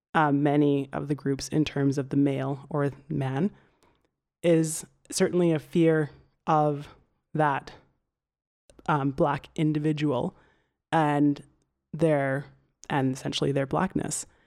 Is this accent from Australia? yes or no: no; Alberta, Canada; I'm from Canada, and decidedly very much Canadian.